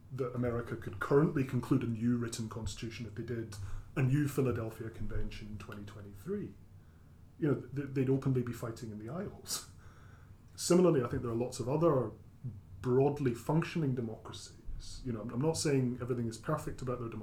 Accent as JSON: {"language": "English", "town": "Glasgow", "region": "Scotland", "country": "United Kingdom", "moved": "yes", "said": "I come from Glasgow."}